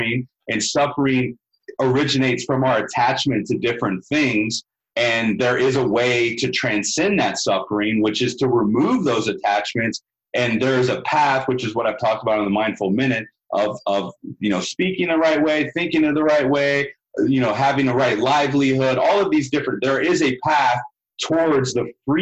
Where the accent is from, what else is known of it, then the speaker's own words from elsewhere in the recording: the South, United States; growing up in the South